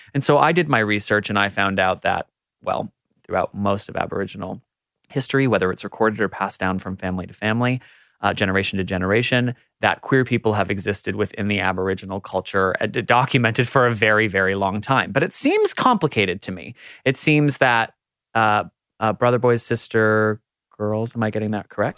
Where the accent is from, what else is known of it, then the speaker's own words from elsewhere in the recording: United States; moved away as an adult; now in Australia; as an American who moved to Australia